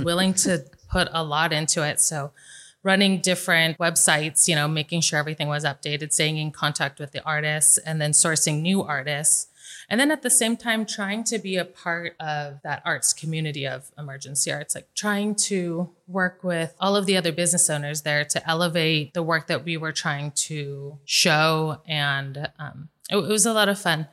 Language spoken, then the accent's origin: English; Las Vegas, Nevada, United States; I was born and raised here in Vegas